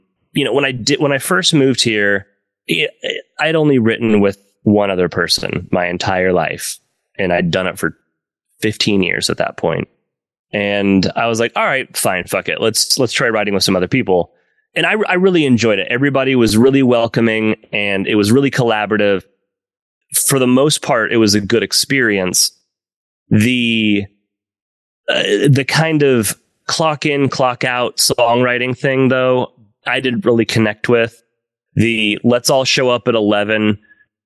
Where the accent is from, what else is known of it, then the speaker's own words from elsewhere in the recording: Oklahoma, United States; moved away as an adult; also born or lived in Los Angeles; now in Nashville, United States; I'm from Oklahoma